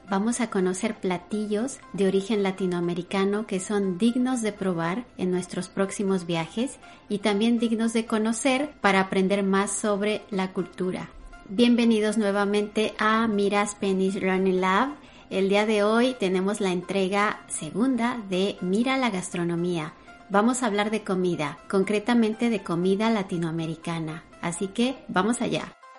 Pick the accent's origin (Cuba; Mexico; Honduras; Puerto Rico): Mexico; Yo soy mexicana